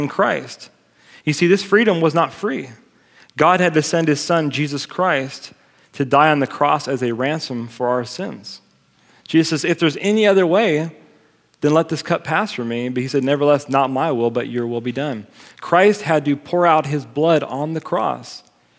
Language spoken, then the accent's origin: English; United States; I'm an American